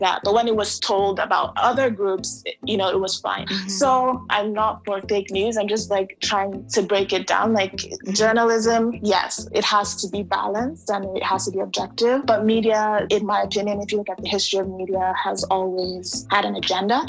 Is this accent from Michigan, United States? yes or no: no; New York, United States; Growing up in New York, yeah, it wasn't that cool to be African